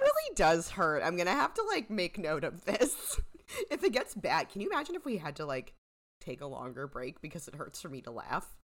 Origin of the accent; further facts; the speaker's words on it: United States; I'm an American